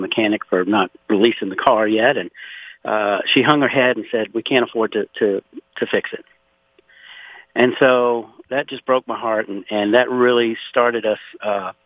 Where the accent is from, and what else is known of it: Louisiana, United States; born or raised there; now in Conroe, Texas, United States